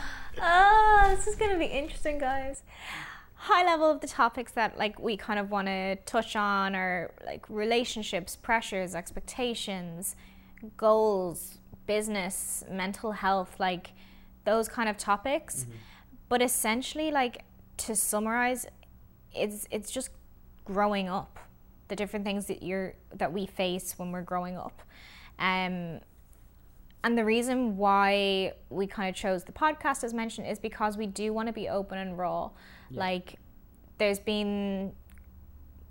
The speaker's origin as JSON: {"language": "English", "country": "Ireland", "tie": "born or raised there", "said": "for a lot of us in Ireland, for instance, like, we grew up in the Celtic Tiger"}